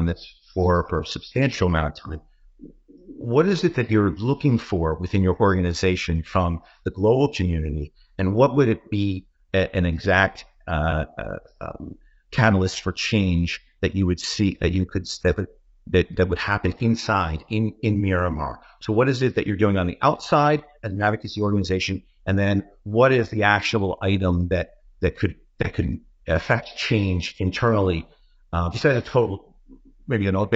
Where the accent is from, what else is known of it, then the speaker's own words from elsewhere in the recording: New York, United States; I'm a New Yorker